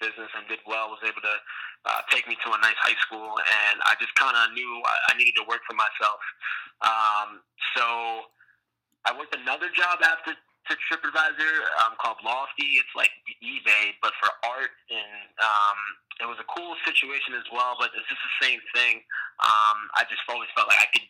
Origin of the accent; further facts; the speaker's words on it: New York City, New York, United States; I'm originally from New York City, from Brooklyn.